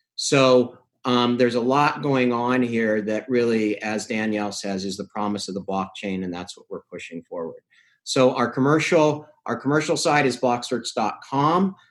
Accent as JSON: {"language": "English", "country": "Canada", "said": "I'm from Canada"}